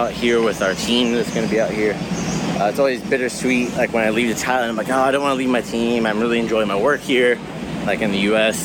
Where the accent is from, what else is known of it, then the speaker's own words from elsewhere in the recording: United States; As an American